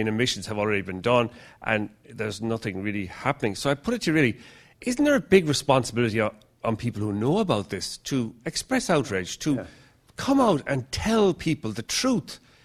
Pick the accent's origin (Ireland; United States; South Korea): Ireland; now in London, United Kingdom; I'm from Ireland, although I'm based in London now